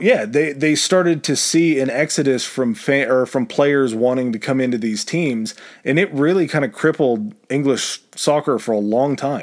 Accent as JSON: {"language": "English", "country": "United States", "said": "being an American"}